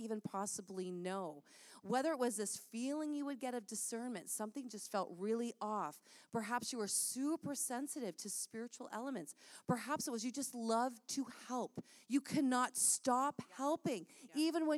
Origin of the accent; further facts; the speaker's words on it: St. Catharines, Ontario, Canada; We grew up together in St. Catharines